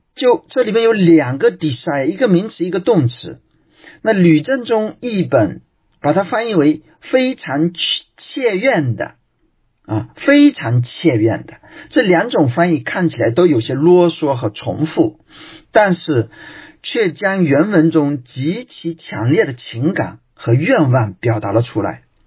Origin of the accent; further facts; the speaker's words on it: China; 我们中国人